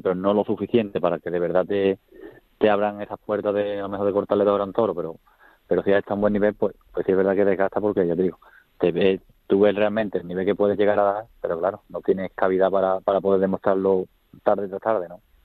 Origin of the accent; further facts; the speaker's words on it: Écija, Andalusia, Spain; me crié en Ecija